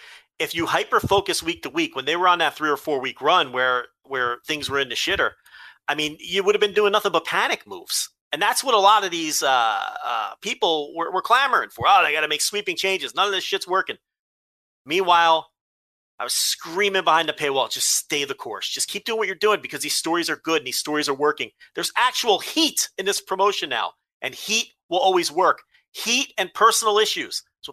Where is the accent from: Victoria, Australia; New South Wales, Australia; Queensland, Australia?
Victoria, Australia; Melbourne